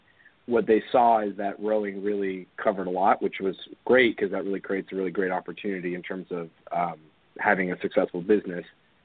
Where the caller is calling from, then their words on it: California, United States; I'm calling here from Orange County in our corporate offices.